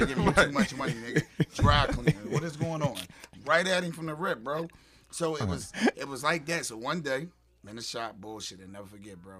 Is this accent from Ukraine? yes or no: no; Philadelphia, Pennsylvania, United States; I was living in South Philly. I'm from Southwest, but I was living in South Philly.